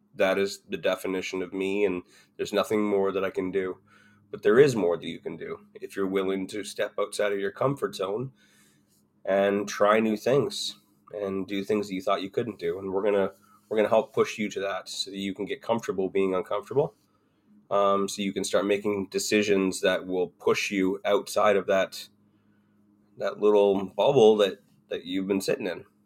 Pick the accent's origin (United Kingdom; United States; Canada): Canada; Ontario; moved away as an adult; also born or lived in Alberta; I grew up in Ontario. I grew up just an hour down the road